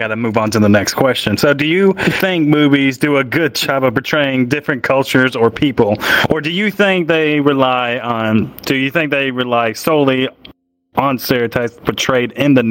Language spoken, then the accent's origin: English; the South, United States; I am from the South, so I say pecan.